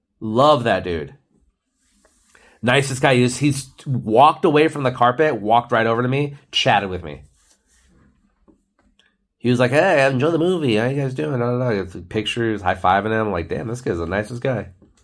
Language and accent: English; Philadelphia, Pennsylvania, United States; I'm from Philly.